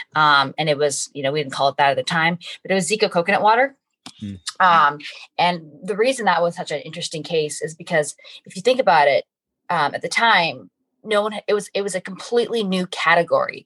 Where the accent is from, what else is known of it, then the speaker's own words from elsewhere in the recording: Canada; moved away as an adult; now in United States; I'm from Canada. I came to the U.S. on a U.S. track scholarship